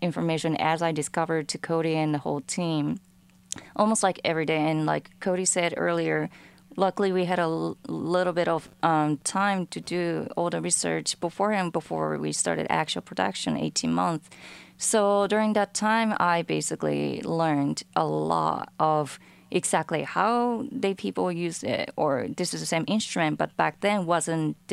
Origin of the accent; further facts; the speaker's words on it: Japan; I'm from Japan and I grew up with traditional instruments